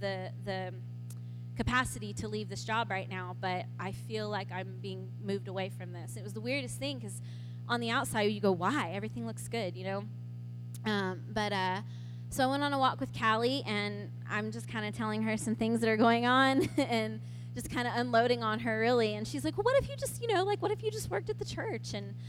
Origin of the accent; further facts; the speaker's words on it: Ponca City, Oklahoma, United States; moved away as an adult; also born or lived in Austin, Texas; I born and raised in Ponca City. Actually, not born here, but born and raised in Ponca City. And I am a daughter of a mixed race couple. My mother is white. My father is Native American. He's from the Ponca tribe.